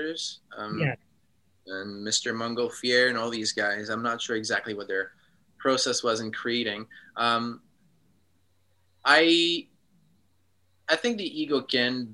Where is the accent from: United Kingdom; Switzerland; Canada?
Switzerland; moved away as an adult; also born or lived in United States / New York / Los Angeles / Chicago; now in Japan; I grew up in Switzerland, but then I lived in America for the past 10 years, and now I'm living in Japan